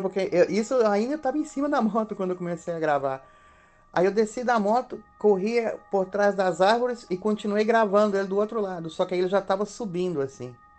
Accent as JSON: {"language": "Portuguese", "region": "Minas Gerais", "country": "Brazil", "tie": "born or raised there", "moved": "as an adult", "lives_now": "Spain", "said": "sou natural de Minas Gerais e faz mais de 20 anos moro na Europa"}